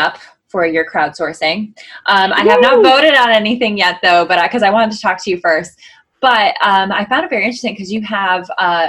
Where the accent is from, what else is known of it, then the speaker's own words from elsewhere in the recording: Connecticut, United States; I'm from Connecticut.